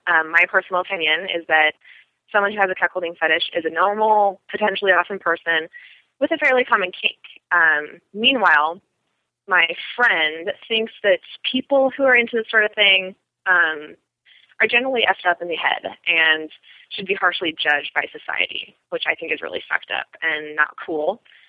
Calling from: Portland, Oregon, United States; I'm calling from Portland, Oregon.

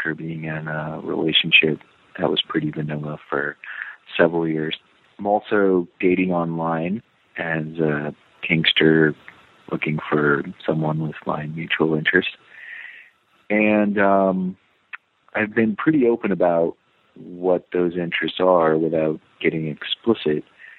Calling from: San Francisco, California, United States; Hi, Dan. I'm 29 from San Francisco.

